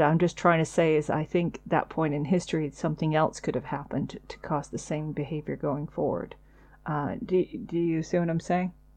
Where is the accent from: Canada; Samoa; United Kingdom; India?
United Kingdom; we are British